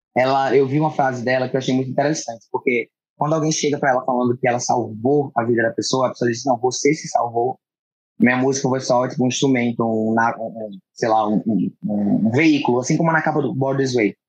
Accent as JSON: {"language": "Portuguese", "town": "Natal", "region": "Rio Grande do Norte", "country": "Brazil", "tie": "born or raised there", "moved": "as an adult", "lives_now": "São Paulo, Brazil"}